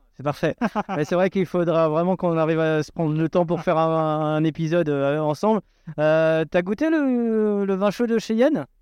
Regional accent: Alsace, Grand Est, France; je suis un Alsacien

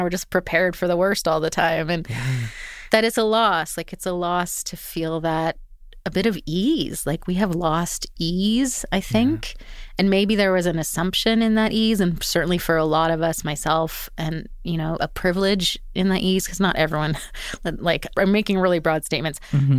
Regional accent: Edmonton, Alberta, Canada; moved away as an adult; now in Vancouver, Canada; I'd been in Vancouver 17 years. I'd moved there when I was 18. Like I became an adult there. Mm-hmm. I grew up in Edmonton

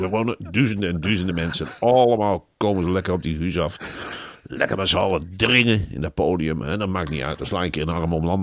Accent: North Brabant, Netherlands; ja, ik ben verdomme ook een Brabander ook. Oh, ben ik toch een Brabander. Alsjeblieft, en ik ben er trots op.

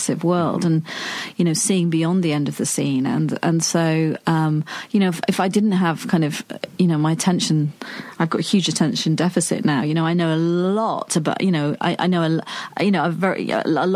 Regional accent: United Kingdom; I'm such a Brit

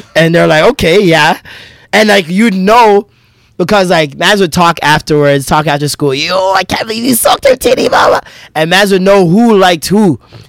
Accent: Canada; I'm Canadian as lit.

